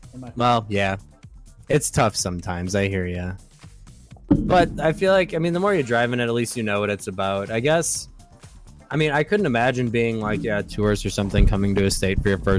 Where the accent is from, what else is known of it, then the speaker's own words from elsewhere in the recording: Wisconsin, United States; Oh, well, we're all from Wisconsin, so I feel you on that.